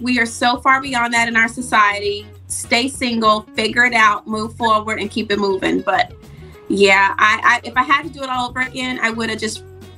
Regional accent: the South, United States; But it is traditional. I was raised in the South, so it's very normal for people to marry very

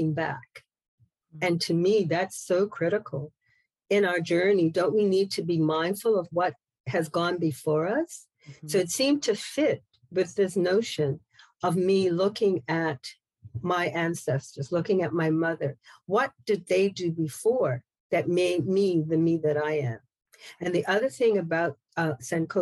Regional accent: Bermuda; moved away; I'm from Bermuda originally

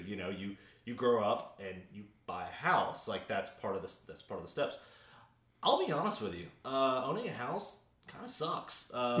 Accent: the South, United States; I mean, I'm from the South.

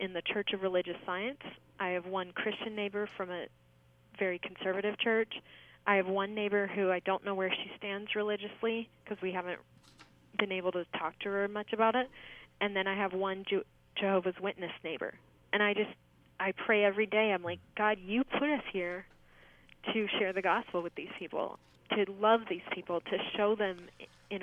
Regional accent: Orange County, California, United States; now in Glendale, United States; I was raised in Orange County

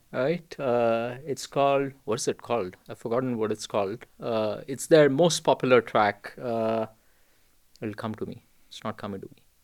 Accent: India; I was born and raised in India

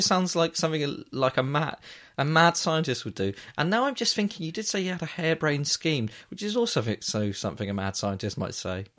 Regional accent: England, United Kingdom; I'm, I'm from England

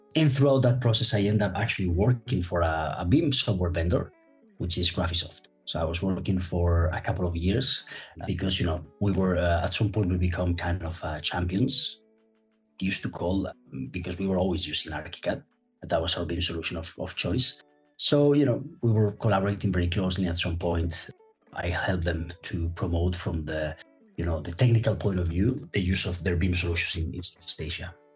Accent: Madrid, Community of Madrid, Spain; moved away as an adult; also born or lived in United Kingdom; now in Hong Kong, China; my hometown, which is Madrid in Spain. I'm actually now currently living in Hong Kong.

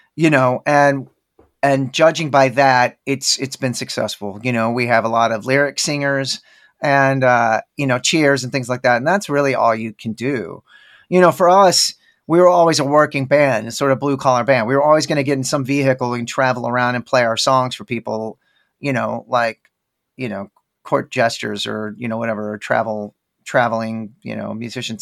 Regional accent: Dallas, Texas, United States; now in Austin, United States; I'm from Dallas, where there's, oddly enough, a huge Indian population

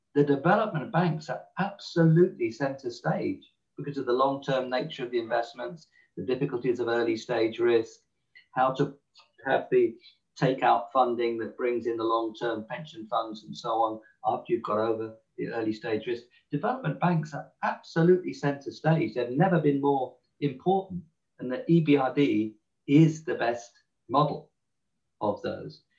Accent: England, United Kingdom; accent: English; my English accent

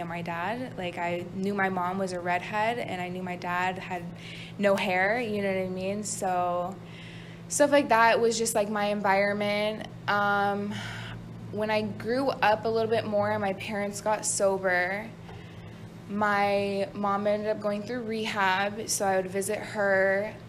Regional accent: Las Vegas, Nevada, United States; moved away; I'm from Las Vegas, Nevada. I was born and raised out there.

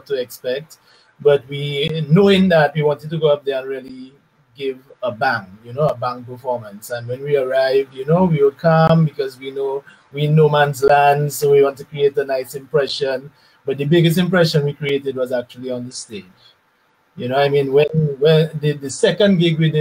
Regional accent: Roseau, Dominica; I'm a Dominican. I was born and raised in Roseau

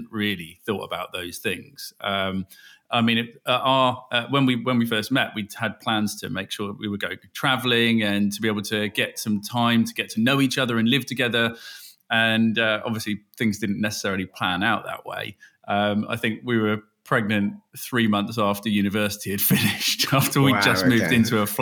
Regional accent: Bristol, South West England, United Kingdom; also born or lived in Cambridge; And we grew up in the West Country, just outside Bristol, although I was born in Cambridge.

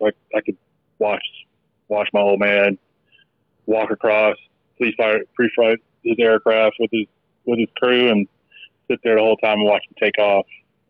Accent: Germany; born there; But I was born in Germany, and I think when it's all said and done, I think my family ended up being in nine years there. So half my childhood, right, spent back and forth to Germany.

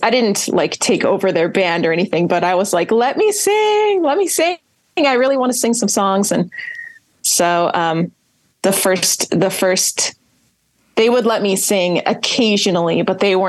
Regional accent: California, United States; moved away as an adult; now in San Antonio, United States; I'm from California

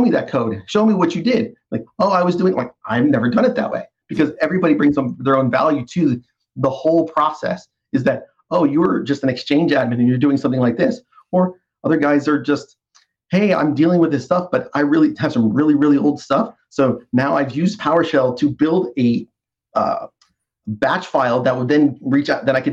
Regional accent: East Coast, United States; now in North Carolina, United States; I've born and raised on the East Coast my whole life

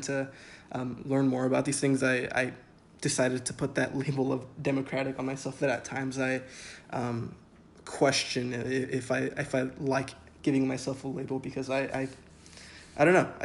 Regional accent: San Diego, California, United States; I grew up in San Diego, California

